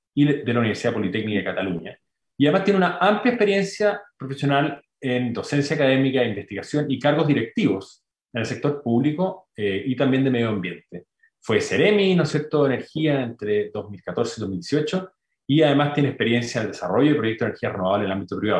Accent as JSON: {"language": "Spanish", "country": "Chile", "said": "tenemos como chilenos"}